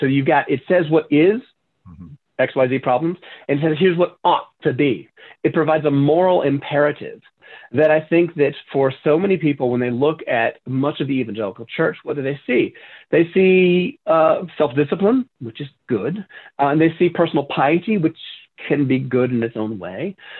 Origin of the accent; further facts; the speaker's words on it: Southern United States, United States; as I said, I grew up in the South, but I'd been away from the South for a long time.